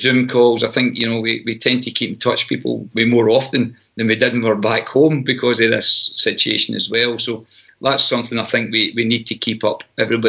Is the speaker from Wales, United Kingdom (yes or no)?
no; Scotland, United Kingdom; moved away as an adult; now in United States; I'm Scottish. I'll return home at some stage.